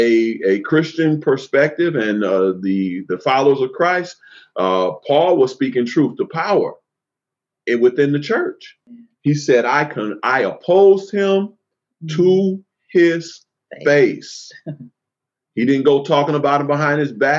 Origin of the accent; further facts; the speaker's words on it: Oakland, California, United States; I grew up in Oakland